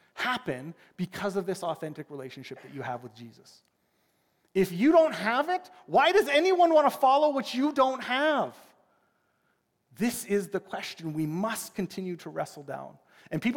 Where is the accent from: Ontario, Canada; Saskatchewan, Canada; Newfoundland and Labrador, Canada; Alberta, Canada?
Alberta, Canada; Edmonton; also born or lived in Regina; now in Saskatoon, Canada; I'm from Edmonton. I'm an Edmonton Oilers fan